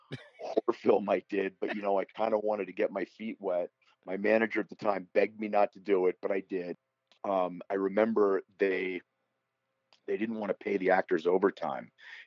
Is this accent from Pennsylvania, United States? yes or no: yes; New Castle, Pennsylvania, United States; moved away as an adult; also born or lived in Boston / Los Angeles; So I grew up in Western Pennsylvania, in Newcastle, Pennsylvania.